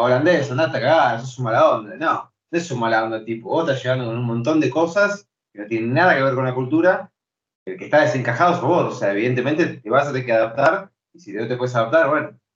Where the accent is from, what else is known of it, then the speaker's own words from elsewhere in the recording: Buenos Aires, Argentina; also born or lived in Santa Cruz, Argentina / Chubut, Argentina / Esquel, Argentina; yo hablo quizás como porteño